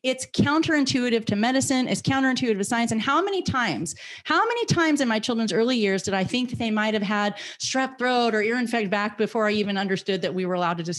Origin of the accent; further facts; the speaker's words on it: United States; I am an American citizen. I am a free American woman